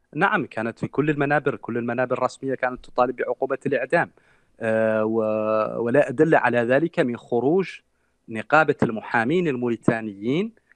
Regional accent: Mauritania; موريتاني الجنسيه من مواليد العام 83

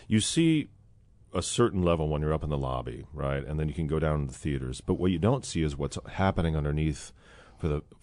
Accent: Midwest, United States; I'm born and raised in the Midwest.

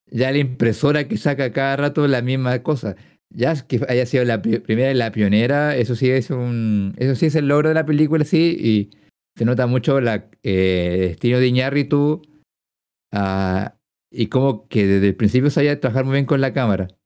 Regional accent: Mexico; Yo creo que nadie que conozca que no sea mexicano empatiza con esta película.

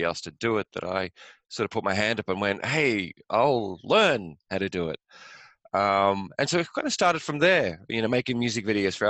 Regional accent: England, United Kingdom; moved away; also born or lived in west coast of Ireland; I grew up in England, went to school there

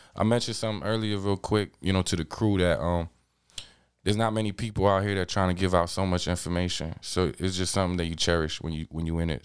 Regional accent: New York City, New York, United States; I'm from Queens

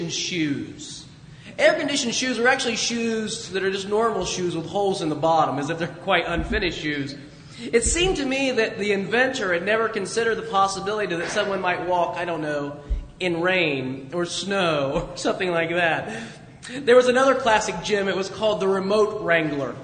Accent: Dayton, Ohio, United States; I'm from Dayton, Ohio

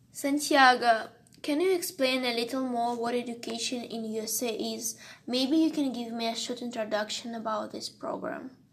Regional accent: Russia; from Russia

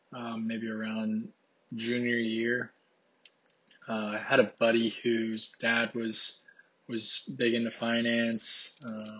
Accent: Ohio, United States; I'm originally from Ohio, but decided to come to Texas just because I used to live here, so.

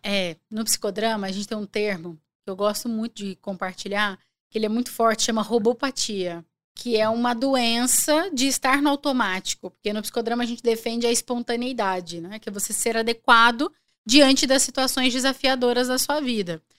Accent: Araguaína, Tocantins, Brazil; eu nasci em Araguaína, quando eu nasci era um estado só

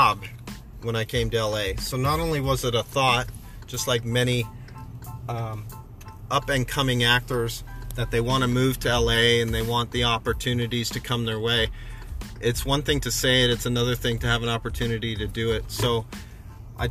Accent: Canada; now in Los Angeles, United States; being in many, many bars growing up in Canada

